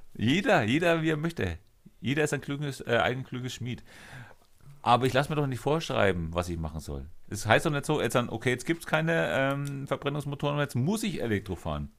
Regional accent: Germany; wir in Deutschland

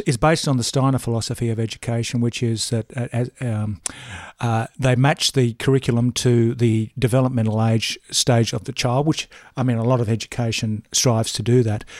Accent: Brisbane, Queensland, Australia; moved away as an adult; now in Peregian Beach, Australia; Brisbane. Um, northern suburbs of Brisbane, Ash Grove, Barden, Red Hill

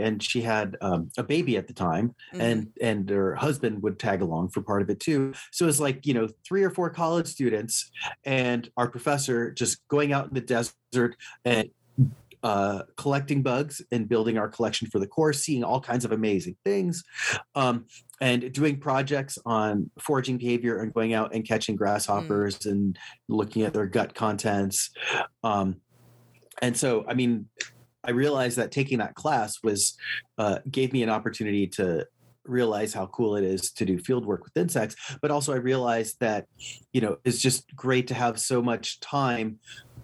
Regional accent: Los Angeles, California, United States; moved away; also born or lived in Houston; when I grew up in Los Angeles

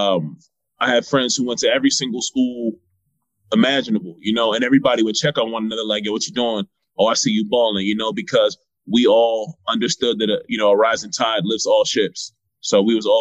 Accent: Virginia Beach, Virginia, United States; also born or lived in Nigeria; now in Washington, D.C., United States; I'm from Virginia Beach, Virginia. obviously by way of Nigeria

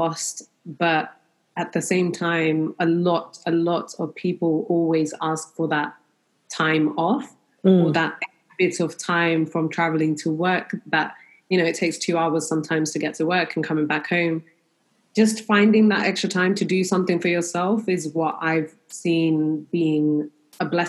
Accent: London, United Kingdom; I'm definitely proud of being a Londoner. I'm very proud that we do have a multicultural city, and being brought up in London

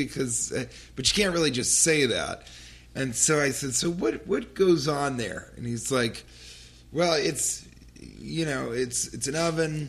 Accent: New York, United States; And he goes, where are you from? And I said, New York.

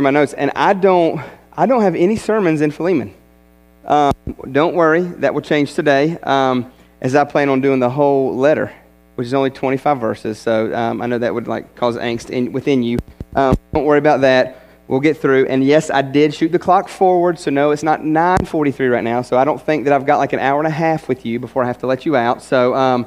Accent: West Virginia, United States; I'm from West Virginia

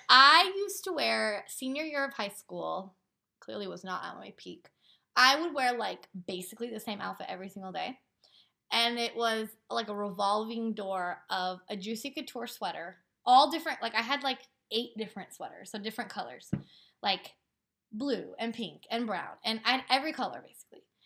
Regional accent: Portland, United States; We're from Portland

